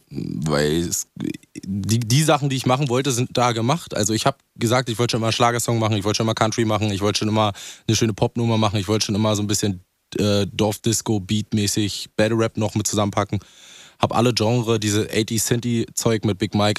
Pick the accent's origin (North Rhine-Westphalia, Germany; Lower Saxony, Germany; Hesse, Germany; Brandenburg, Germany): Brandenburg, Germany; ich bin ja auch ein Dorfi so, also ich komme nicht aus Berlin, so Brandenburg.